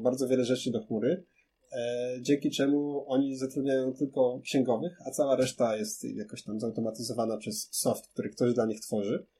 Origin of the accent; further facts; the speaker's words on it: Kraków, Lesser Poland, Poland; ja jestem z Krakowa